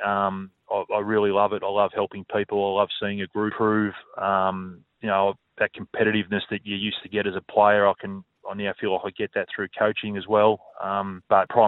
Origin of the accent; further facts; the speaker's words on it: Mansfield, Victoria, Australia; growing up in Mansfield